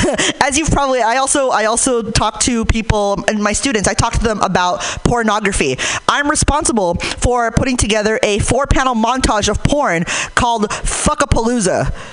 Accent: Hayward, California, United States; Like, I'm from Hayward, so I want to feel like I ran from the cops and lost.

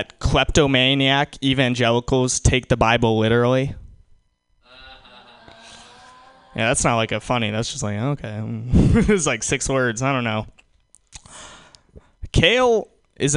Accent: New York, United States; I'm from New York

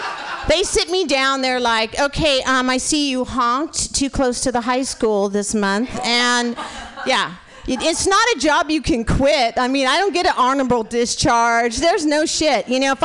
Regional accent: Portland, United States; I have to tell you, I'm from Portland. I'm used to rain, okay? But this rain, I'm wet. I mean, Portland is a different kind of rain.

